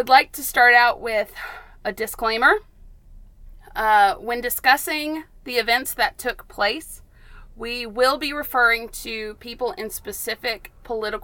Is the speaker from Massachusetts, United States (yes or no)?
no; Athens, Tennessee, United States; we're from Athens, Tennessee. I was born and raised